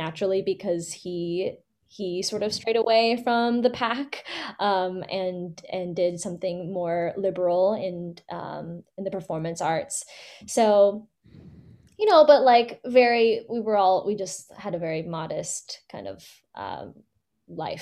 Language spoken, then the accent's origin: English; Fremont, California, United States; Born and raised in the Bay, actually, in Fremont.